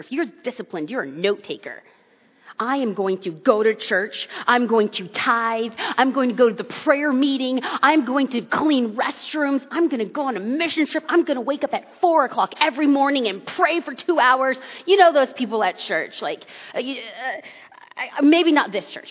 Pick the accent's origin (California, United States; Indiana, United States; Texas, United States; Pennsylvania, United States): California, United States; Los Angeles; I am born and raised in Southern California and grew up in Los Angeles